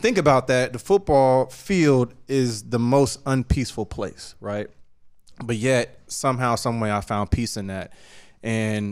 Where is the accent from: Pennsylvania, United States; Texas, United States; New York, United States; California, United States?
California, United States; San Diego; I grew up in San Diego. I grew up in San Diego.